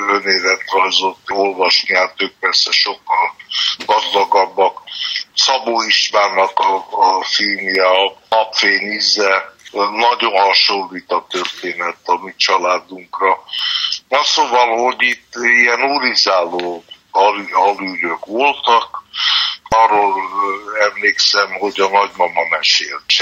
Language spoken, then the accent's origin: Hungarian; Budapest, Hungary; én Újpesten születtem